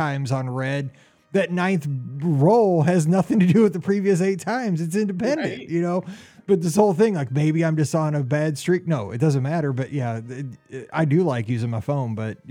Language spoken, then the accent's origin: English; Midwest, United States; I'm from the Midwest